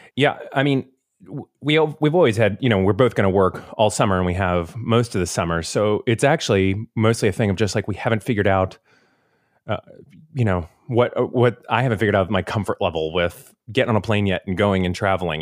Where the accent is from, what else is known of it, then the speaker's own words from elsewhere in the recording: Florida, United States; growing up in Florida